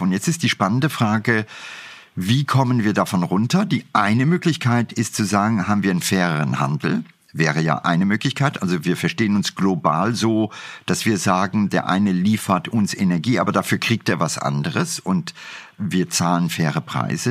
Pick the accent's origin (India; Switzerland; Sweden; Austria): India; now in Germany; Ich bin in Indien groß geworden